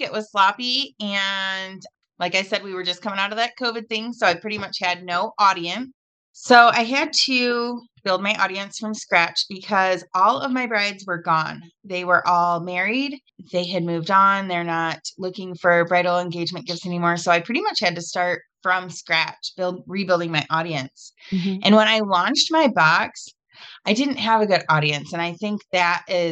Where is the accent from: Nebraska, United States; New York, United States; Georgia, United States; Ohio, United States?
Ohio, United States; Toledo; I am from Toledo, Ohio.